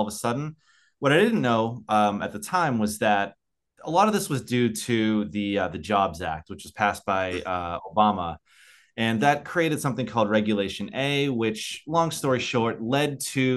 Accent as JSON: {"language": "English", "country": "United States", "moved": "yes", "lives_now": "Australia", "said": "I live in Australia. I'm an American living in Australia."}